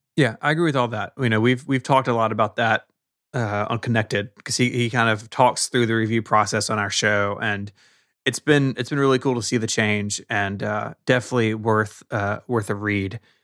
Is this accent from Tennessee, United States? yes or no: yes; Memphis, Tennessee, United States; my hometown, Memphis, Tennessee